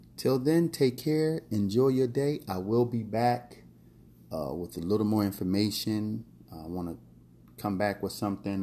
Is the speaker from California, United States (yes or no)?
no; Philadelphia, Pennsylvania, United States; also born or lived in Key West, Florida / Vero Beach, Florida / Miami Beach, Florida / New York City; now in Orlando, United States; growing up in North Philadelphia